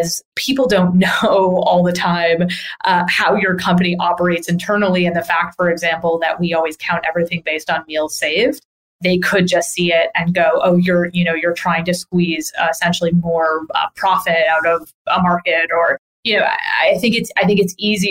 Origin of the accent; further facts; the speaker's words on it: New York area, United States; also born or lived in Boston; I'm from the New York area. I lived in Boston for a number of years